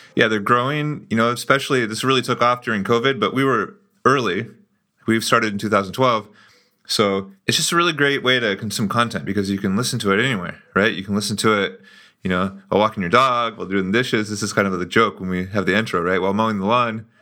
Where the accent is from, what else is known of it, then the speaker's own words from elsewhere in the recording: United States; moved away as an adult; now in Brazil; we're both from the United States, but we met and became friends in Brazil, which is where I live now